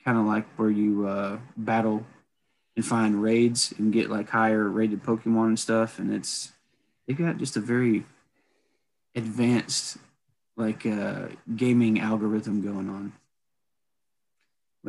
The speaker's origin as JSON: {"language": "English", "region": "the South", "country": "United States", "tie": "born or raised there", "said": "the South that where we grew up"}